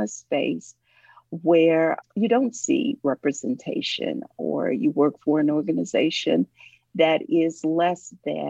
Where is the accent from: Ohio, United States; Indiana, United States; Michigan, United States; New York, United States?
Ohio, United States; now in Atlanta, United States; I am originally from Ohio, but I've lived here for decades now